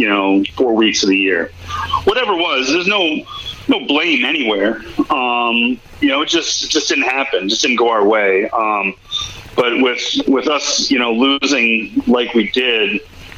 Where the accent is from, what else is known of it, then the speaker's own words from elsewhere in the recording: New England, United States; growing up in New England